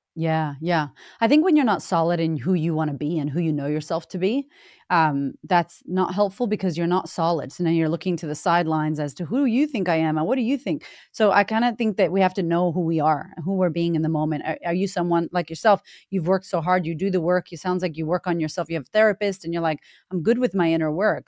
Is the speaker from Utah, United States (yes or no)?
no; Boston, Massachusetts, United States; moved away as an adult; I grew up in Boston, Massachusetts, in America